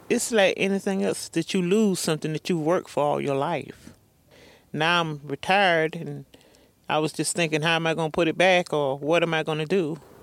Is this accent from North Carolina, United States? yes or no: yes; North Carolina, United States; I'm originally from Paragon, North Carolina, here in the community of White Stocking